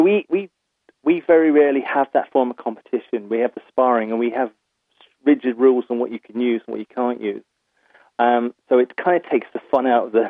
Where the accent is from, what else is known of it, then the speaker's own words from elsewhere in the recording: County Waterford, Munster, Ireland; moved away as an adult; also born or lived in England; I'm originally from Kiel in County Waterford. I moved to England when I was 18.